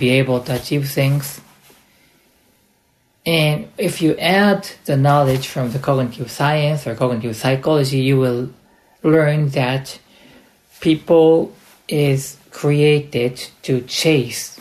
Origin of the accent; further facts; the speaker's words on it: United States; also born or lived in United Kingdom; now in Japan; I grew up in the United States